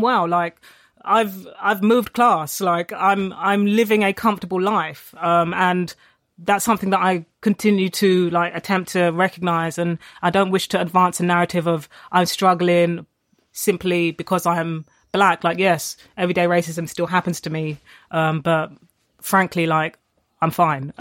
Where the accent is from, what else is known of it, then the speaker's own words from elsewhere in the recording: London, United Kingdom; I grew up in Tottenham I went to school in Haringey